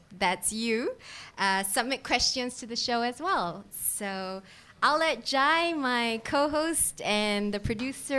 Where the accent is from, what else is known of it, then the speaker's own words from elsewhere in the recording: Singapore; I grew up in Singapore